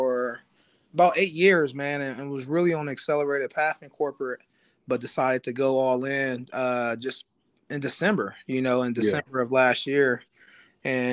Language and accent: English; Columbus, Ohio, United States; I'm from Columbus, Ohio.